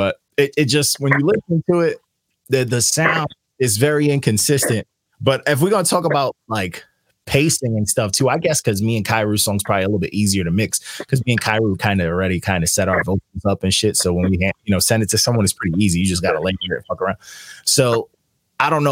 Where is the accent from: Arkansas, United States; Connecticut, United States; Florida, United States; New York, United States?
New York, United States; I'm from New York